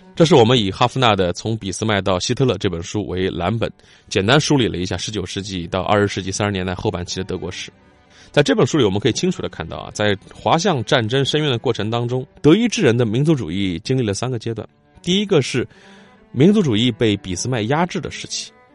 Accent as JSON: {"language": "Chinese", "country": "China", "said": "我们中国人"}